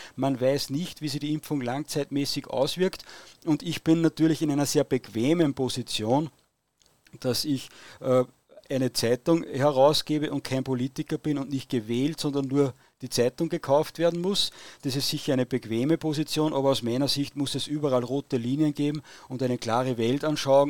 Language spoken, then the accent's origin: German; Austria; ich als Österreicher